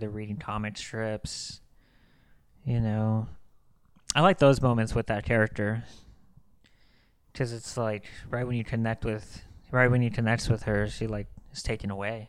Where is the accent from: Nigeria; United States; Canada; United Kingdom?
United States; as an American